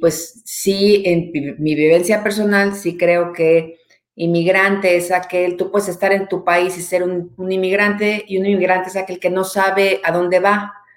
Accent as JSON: {"language": "Spanish", "country": "Mexico", "moved": "as an adult", "lives_now": "Canada", "said": "soy mamá, soy soltera, eh, mexicana, hecha en México, hasta donde sé, 100% hecho en México"}